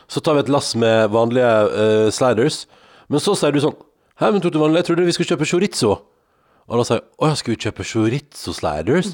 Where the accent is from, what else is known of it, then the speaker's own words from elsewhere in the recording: Sogn og Fjordane, Vestland, Norway; now in Oslo, Norway; hjem til der jeg kommer fra, til Sogn og Fjordane